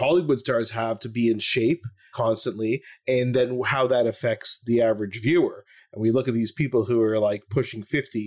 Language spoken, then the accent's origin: English; Ottawa, Ontario, Canada; moved away; also born or lived in Toronto; I'm from Ottawa and I lived in Toronto when I did my residency